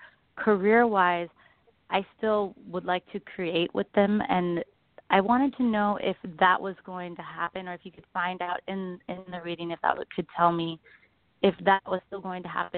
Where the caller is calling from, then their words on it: Bay Area, California, United States; I'm calling from California, the Bay Area.